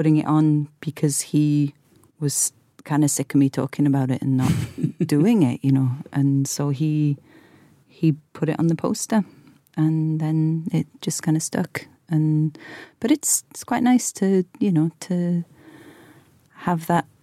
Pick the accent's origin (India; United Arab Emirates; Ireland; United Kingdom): United Kingdom; Wales; growing up in Wales and having that band and the … whilst Britpop's going on